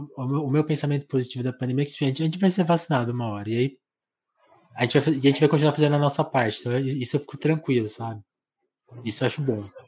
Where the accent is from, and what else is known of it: Brazil